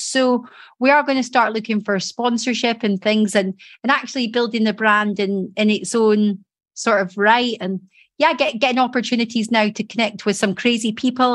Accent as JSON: {"language": "English", "town": "Edinburgh", "region": "Scotland", "country": "United Kingdom", "moved": "as an adult", "lives_now": "Doncaster, United Kingdom", "said": "I came from Edinburgh."}